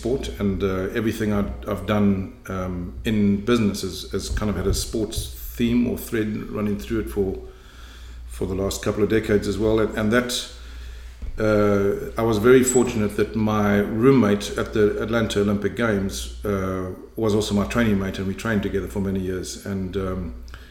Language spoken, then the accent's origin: English; South Africa; moved away as an adult; also born or lived in Cape Town, South Africa / Johannesburg, South Africa / Durban, South Africa; now in Canada; I was born in Cape Town in South Africa, grew up largely in South Africa, initially in Johannesburg, and then went to Durban, went to university in Durban